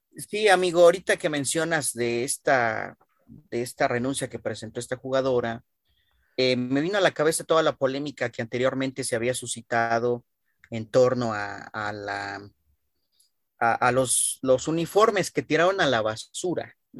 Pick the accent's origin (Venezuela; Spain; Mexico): Mexico; como pueblo mexicano